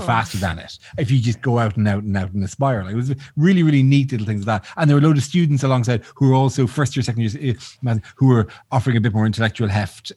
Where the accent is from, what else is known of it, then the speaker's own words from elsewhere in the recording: Ireland; I'm Irish